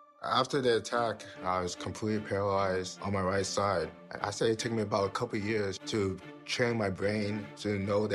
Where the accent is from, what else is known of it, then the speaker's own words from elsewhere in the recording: Houston, Texas, United States; moved away as an adult; also born or lived in Nigeria; I was born and raised in Houston, Texas. That's where I grew up playing tennis